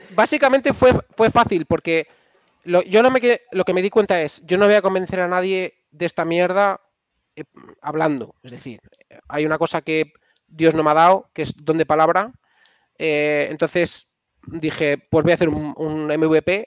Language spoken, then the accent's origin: Spanish; Castile and León, Spain; moved away; mi pueblo es un pueblo de entre Valladolid y Salamanca, que es, eh, se llama Laejos, es un pueblo súper pequeño